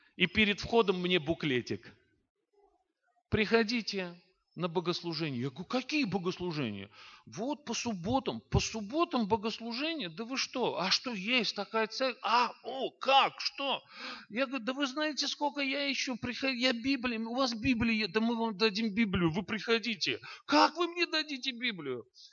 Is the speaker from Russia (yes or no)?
no; Baku, Azerbaijan; я родился и вырос в Баку, а это столица Азербайджана